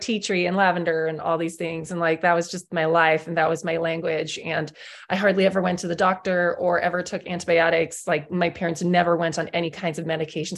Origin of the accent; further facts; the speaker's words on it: South Africa; I grew up in South Africa